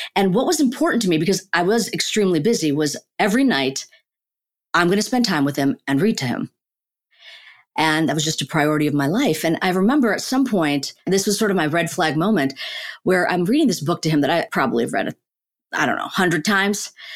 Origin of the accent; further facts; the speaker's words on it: Chicago, Illinois, United States; also born or lived in Ahmedabad, India; So we moved to Chicago, the suburbs of Chicago. I grew up in Chicago